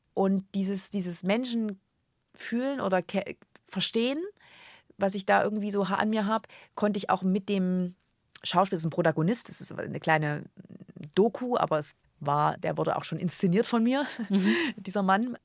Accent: a small village near Erfurt, Thuringia, Germany; moved away as an adult; also born or lived in Frankfurt am Main; Jetzt komme ich wirklich aus Erfurt, bei Erfurt, ein ganz kleines Dorf, 80 Einwohner

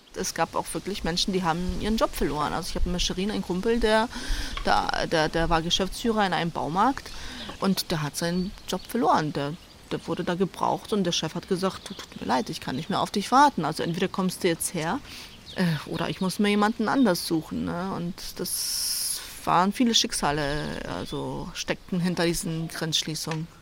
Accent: Hamburg, Germany; moved away as an adult; also born or lived in Szczecin, Poland; now in Staffelde, Germany; Ich bin ja in Stettin geboren, dann nach Hamburg ausgewandert mit meinen Eltern, so die ganz typische polnische Auswandererfamilie äh, mit deutschen Wurzeln. Dann bin ich nach meinem Schulabschluss nach Stettin gezogen, alleine

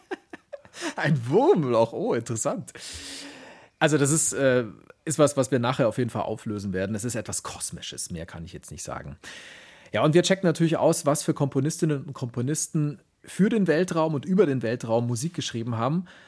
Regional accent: Augsburg, Bavaria, Germany; aus Augsburg, aus meiner Heimatstadt

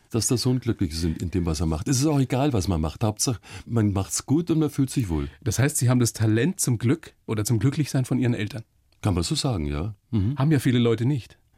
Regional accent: Munich, Bavaria, Germany; München, ja, ja, ja.

